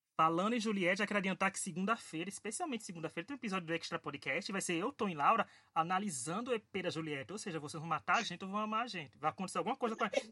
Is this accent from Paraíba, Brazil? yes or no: yes; Paraíba, Brazil; sou paraibano